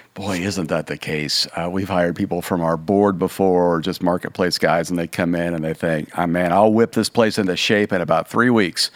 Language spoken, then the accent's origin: English; Kansas, United States; I grew up in Kansas